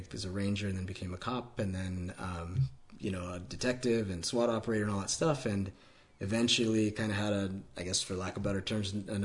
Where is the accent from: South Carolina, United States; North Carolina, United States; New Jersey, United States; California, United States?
California, United States; I grew up in California.